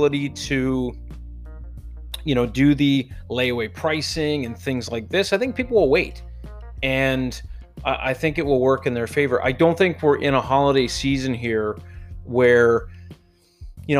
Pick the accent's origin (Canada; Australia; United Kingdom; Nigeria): Canada; because I'm Canadian